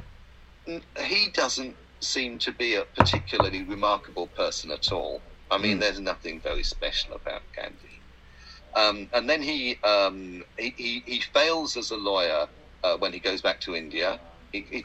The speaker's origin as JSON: {"language": "English", "region": "England", "country": "United Kingdom", "said": "we're English"}